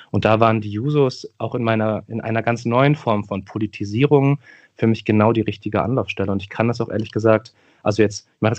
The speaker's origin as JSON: {"language": "German", "region": "Berlin", "country": "Germany", "tie": "born or raised there", "said": "äh, ich bin 32 Jahre alt, bin äh, geboren und aufgewachsen in Neukölln, einem Stadtteil von Berlin, von dem haben sicherlich viele gehört. Ich lebe auch in Neukölln nach wie vor."}